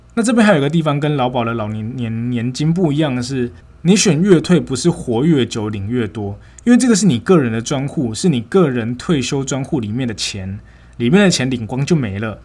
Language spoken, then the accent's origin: Chinese; Nantou County, Taiwan; moved away as an adult; also born or lived in Taichung, Taiwan / Tainan, Taiwan; 六月的时候就回南投